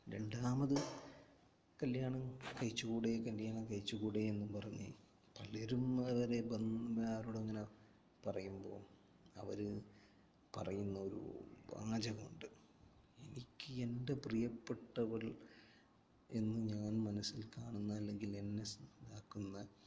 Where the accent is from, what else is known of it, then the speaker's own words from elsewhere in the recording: Kozhikode, Kerala, India; now in Saudi Arabia; ഞാനൊരു കോഴിക്കോട്ടുകാരനാണ്